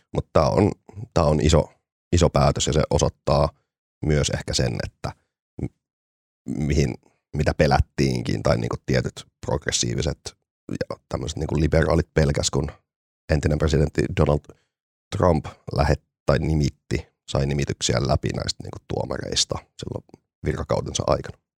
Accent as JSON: {"language": "Finnish", "town": "Oulu", "region": "North Ostrobothnia", "country": "Finland", "tie": "born or raised there", "said": "kun olin pieni, pieni ihminen tuolla Oulussa"}